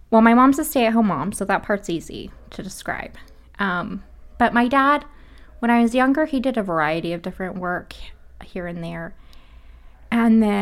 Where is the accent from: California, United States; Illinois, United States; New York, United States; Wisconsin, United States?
California, United States; Sacramento; born there; also born or lived in Hawaii; I was born in Sacramento, California, um, and then we moved to Hawaii